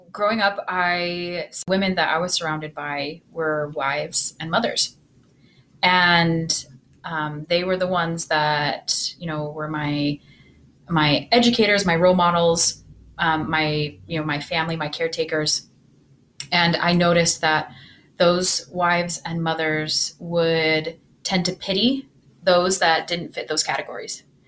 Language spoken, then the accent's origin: English; Utah, United States; I grew up in Utah